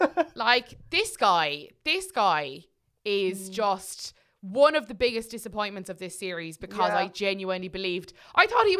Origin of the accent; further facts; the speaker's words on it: Ireland; I'm too Irish.